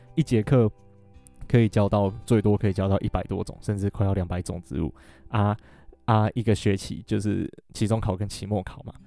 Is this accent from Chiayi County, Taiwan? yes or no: yes; Alishan, Chiayi County, Taiwan; 我真的是从小就住在阿里山